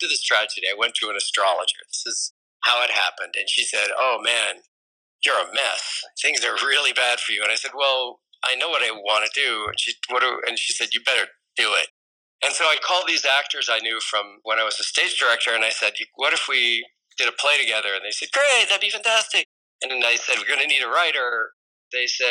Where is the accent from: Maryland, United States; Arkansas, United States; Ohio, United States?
Ohio, United States; Columbus; moved away as an adult; also born or lived in Evanston, Illinois; now in New York City, United States; I grew up in Columbus, Ohio